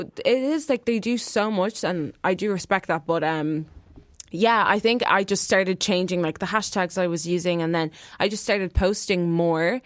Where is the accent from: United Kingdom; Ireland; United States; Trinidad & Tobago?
Ireland; I'm from Ireland